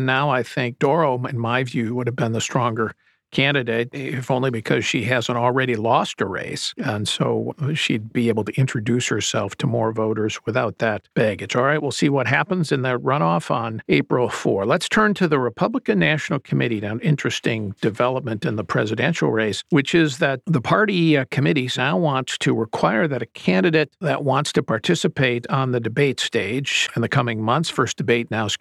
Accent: Wisconsin, United States; I grew up in Wisconsin

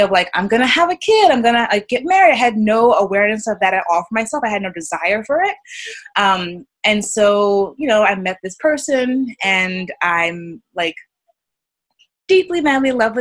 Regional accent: New York City, New York, United States; I grew up in New York City, in Brooklyn

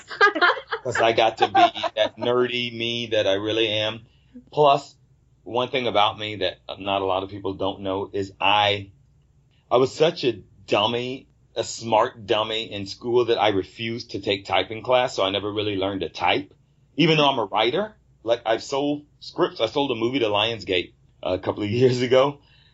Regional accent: Fayetteville, United States; moved away; when I was a little kid growing up in the South, down in Fayetteville

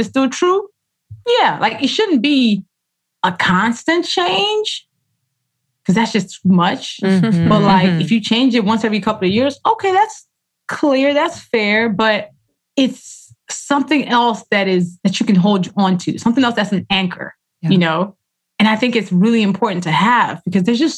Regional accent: Nigeria; first language Yoruba and English; how I write Yoruba, which is my language, my first language. Actually, Yoruba and English are equally my first language, but it's my lineage language.

